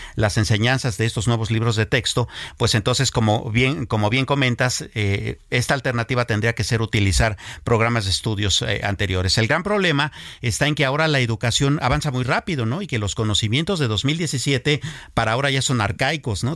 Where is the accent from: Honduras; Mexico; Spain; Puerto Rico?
Mexico; cosas que nos impactan a nosotros todos como mexicanos